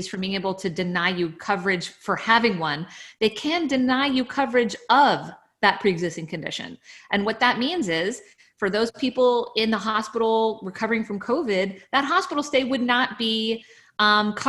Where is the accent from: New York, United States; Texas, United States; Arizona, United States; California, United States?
Texas, United States; I grew up here in Texas.